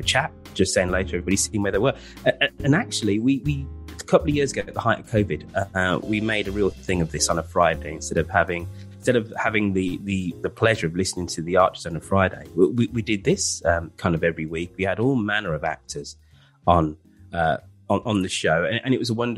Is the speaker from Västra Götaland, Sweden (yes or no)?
no; Stockholm, Stockholm County, Sweden; moved away; I grew up in Stockholm, so that's the outside of Stockholm pronunciation of smorgasbord